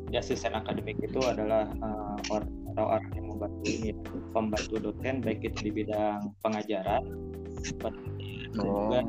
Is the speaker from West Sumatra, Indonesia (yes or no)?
no; West Java, Indonesia; Jadi saya dari Indonesia dengan zona waktu Indonesia Barat